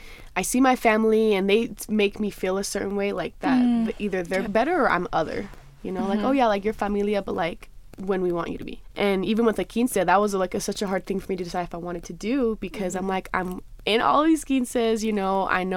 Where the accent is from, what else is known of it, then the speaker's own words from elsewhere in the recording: San Diego, California, United States; I grew up in San Diego, which is a very hot spot for a lot of Latinos in general, but primarily Mexicanos.